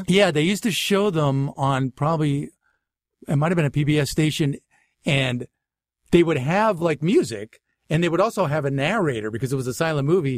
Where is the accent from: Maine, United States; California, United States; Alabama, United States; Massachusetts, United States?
Massachusetts, United States; Natick; accent: Boston; moved away; also born or lived in Waltham, Massachusetts / Framingham, Massachusetts / Boston; I was born in, uh, Waltham, Massachusetts, but I really grew up in Natick, Massachusetts, in Framingham, Mass, which is like sixteen miles west of Boston.